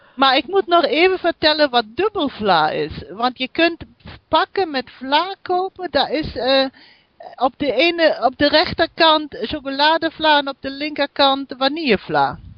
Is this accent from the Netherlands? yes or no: no; North Rhine-Westphalia, Germany; Dutch is a second language; ik ben Duitse. Ik woon in Noord-Rijn-Westfalen in eh, Duitsland